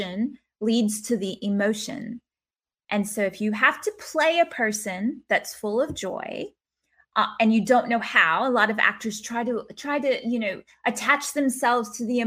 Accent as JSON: {"language": "English", "region": "the South", "country": "United States", "accent": "Southern", "moved": "yes", "lives_now": "Brisbane, Australia", "said": "I'm from the South. So I started talking real Southern to a bunch of Aussies"}